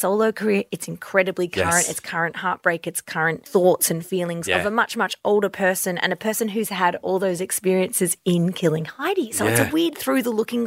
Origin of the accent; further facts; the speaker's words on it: Violet Town, Victoria, Australia; as a little girl growing up in Violettown